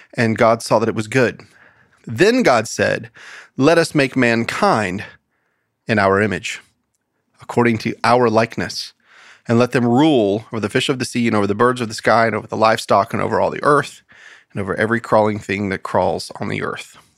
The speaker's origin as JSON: {"language": "English", "country": "United States", "said": "as an American"}